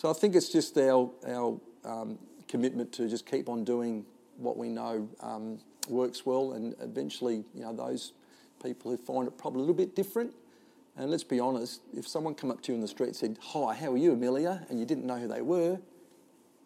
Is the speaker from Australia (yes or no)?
yes; Adelaide, South Australia, Australia; I come from Glenelg or western suburbs of Adelaide or Lockleys or the Cooyonga Golf Club, which is around the corner